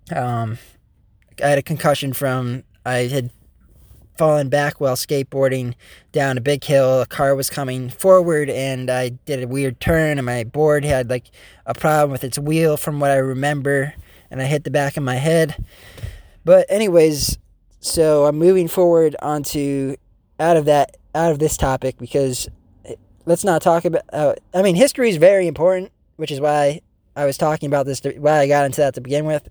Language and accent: English; United States; proud to be an American